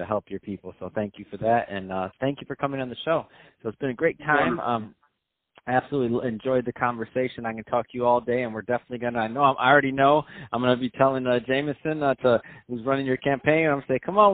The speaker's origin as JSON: {"language": "English", "region": "Midwest", "country": "United States", "also_born_or_lived": "Pennsylvania", "said": "I'm from the Midwest, and I spent some time in Pennsylvania and all around that area"}